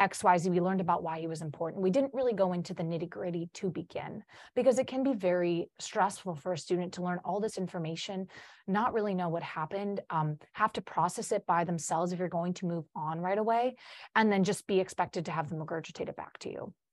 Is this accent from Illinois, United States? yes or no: yes; Chicago, Illinois, United States; first language Polish; English is a second language; I'm from Chicago.